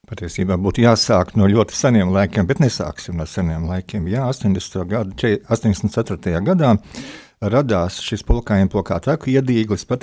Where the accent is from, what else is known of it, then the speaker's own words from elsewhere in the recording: Siberia, Russia; born there; Esmu dzimis Sibīrijā, un, un to mhm. šoreiz varbūt nestāstīsim.